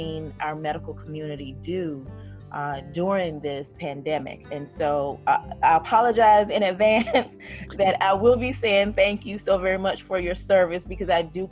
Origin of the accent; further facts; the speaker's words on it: Fayetteville, North Carolina, United States; I am from Fayetteville, North Carolina, which is primarily military